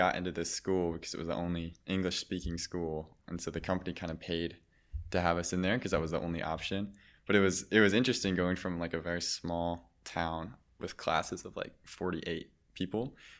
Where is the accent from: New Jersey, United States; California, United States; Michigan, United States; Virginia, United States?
Michigan, United States; born there; also born or lived in Germany; I grew up in a couple of different places. I was born in Michigan, but I spent some time abroad in Germany at a international school.